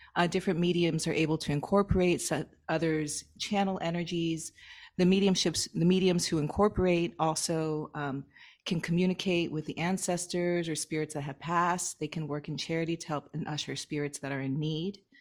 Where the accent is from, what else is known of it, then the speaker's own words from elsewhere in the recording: Miami, Florida, United States; moved away as an adult; also born or lived in upstate New York / Hawaii; I'm from Miami